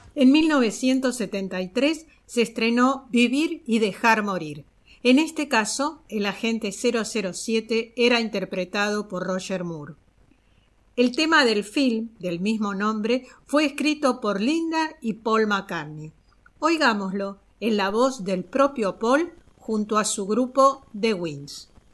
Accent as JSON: {"language": "Spanish", "region": "Buenos Aires", "country": "Argentina", "tie": "born or raised there", "said": "Yo nací en Chacarita y ahora vivo en Villa Urtúzar siempre vivía unas 10 o 15 cuadras alrededor del lugar donde nací"}